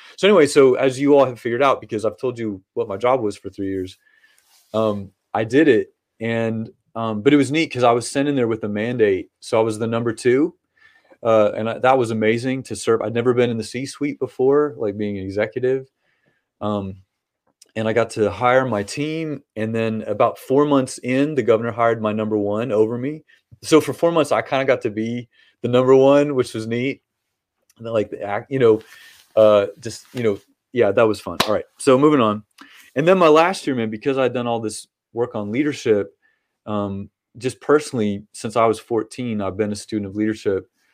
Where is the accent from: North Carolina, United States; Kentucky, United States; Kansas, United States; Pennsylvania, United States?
Kentucky, United States; Lexington; I was born and br, uh, bred, you know, here in Kentucky and raised here